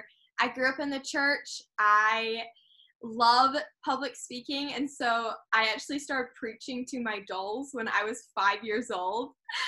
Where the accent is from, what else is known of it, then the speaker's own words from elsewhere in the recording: New Zealand; moved away; also born or lived in London, United Kingdom / United States; so I was born in London, but then my family spent some time living in America. Then I moved to New Zealand, and I grew up in New Zealand on a farm.